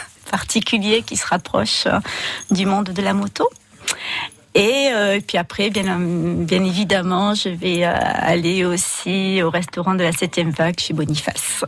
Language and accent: French; Bourg-Madame, Occitania, France; moved away as an adult; now in Canet-en-Roussillon, France; je suis originaire de Bourg-Madame